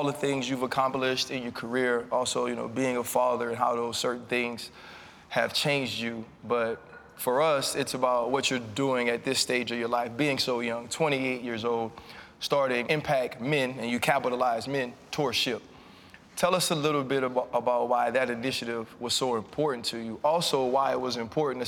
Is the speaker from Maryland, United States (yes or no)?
no; New York City, New York, United States; I grew up in Brooklyn